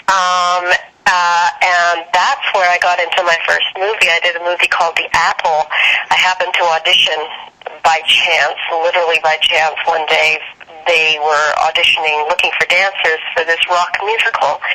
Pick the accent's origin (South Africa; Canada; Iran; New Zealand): Canada; moved away as an adult; also born or lived in London, England / Los Angeles; I grew up in Canada